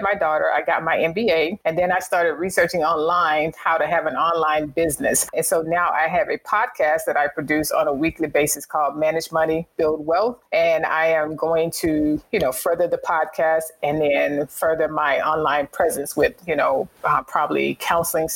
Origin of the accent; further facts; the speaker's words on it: Alabama, United States; moved away as an adult; I'm from the state of Alabama. And we settled in Huntsville, Alabama